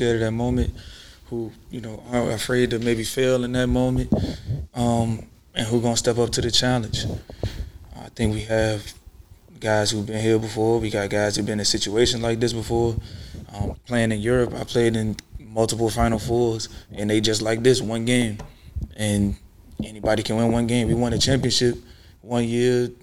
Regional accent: Richmond, Virginia, United States; I'm from Richmond.

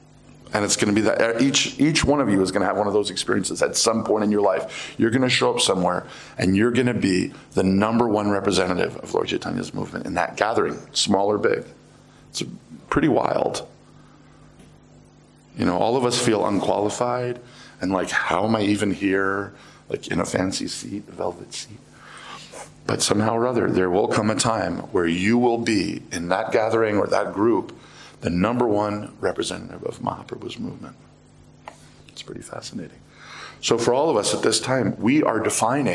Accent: United States; I am American

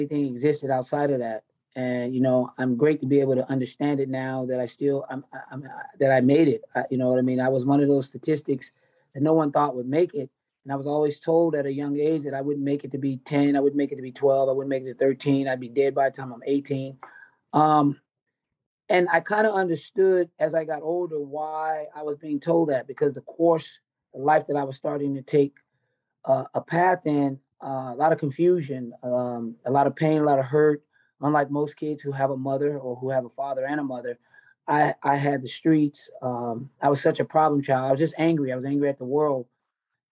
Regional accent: Nashville, Tennessee, United States; moved away; also born or lived in Dayton, Ohio / Long Beach, California; I grew up in Nashville, Tennessee. I was born in Dayton, Ohio

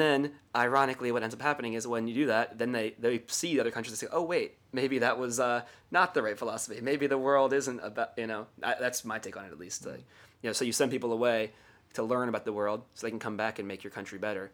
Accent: Columbia, Maryland, United States; moved away as an adult; now in Chiang Mai, Thailand; where I grew up in the Columbia Mall

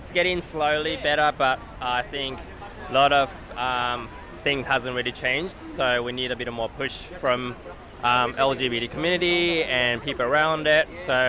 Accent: Tokyo, Japan; I grew up in Tokyo.

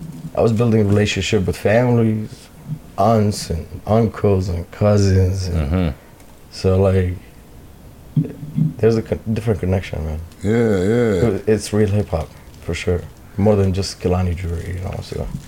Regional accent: Toronto, Ontario, Canada; I'm from Toronto.

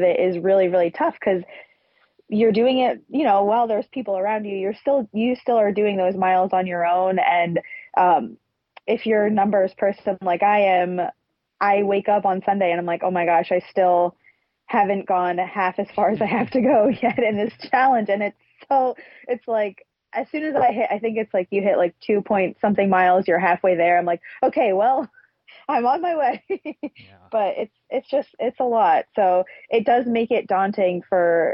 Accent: Pennsylvania, United States; we're from Pennsylvania

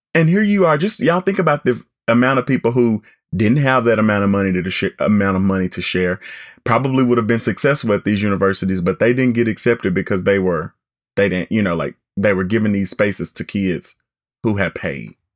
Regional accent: Arkansas, United States; I'm from Arkansas and very proud to be

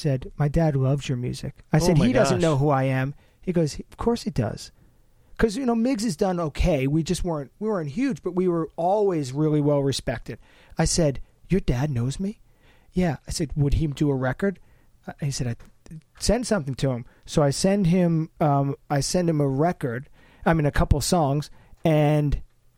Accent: New York, United States; moved away; I grew up in New York

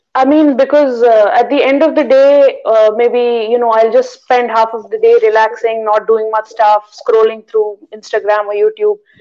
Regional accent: Delhi, India; I'm from India. I'm from Delhi, in India.

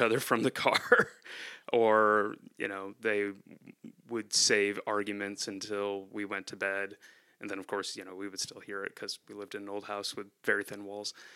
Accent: near Rochester, upstate New York, United States; moved away as an adult; also born or lived in central Pennsylvania; now in Pennsylvania, United States; I'm originally from upstate New York near, uh, Rochester

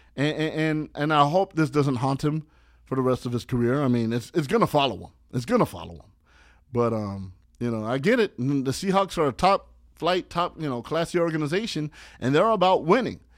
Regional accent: Los Angeles, California, United States; I'm that tourist that'll represent my hometown in a different city

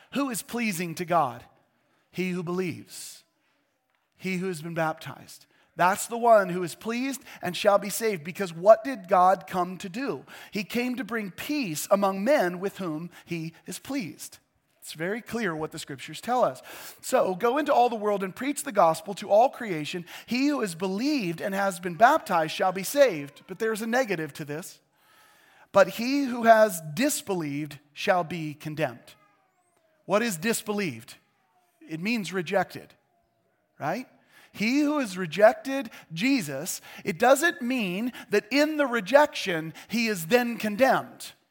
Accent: United States; our faith as American Christians

